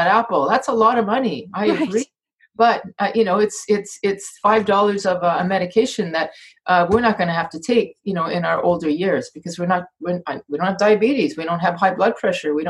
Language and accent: English; Canada; I'm from Canada